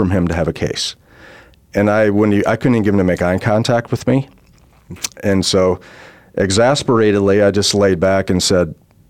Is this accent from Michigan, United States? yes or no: yes; Michigan, United States; moved away as an adult; now in Arizona, United States; I am from Michigan, spent 40 years there. I'm going on my 13th here.